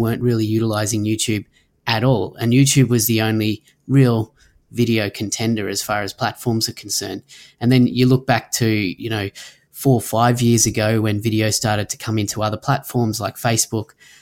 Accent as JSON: {"language": "English", "area": "Sunshine Coast", "region": "Queensland", "country": "Australia", "tie": "born or raised there", "said": "here in my hometown in the Sunshine Coast, Australia"}